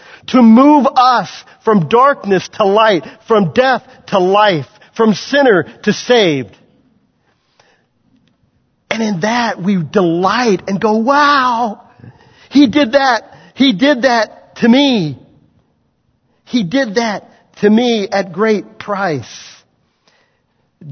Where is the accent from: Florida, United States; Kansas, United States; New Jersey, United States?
Kansas, United States; Waverly; moved away; I grew up in Waverly, Kansas, guys. I'm no city boy. I grew up around farm people, a town of 600